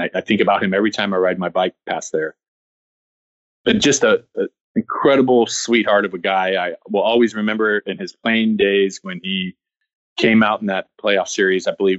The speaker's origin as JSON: {"language": "English", "region": "Oregon", "country": "United States", "tie": "born or raised there", "said": "a fan who grew up in Oregon"}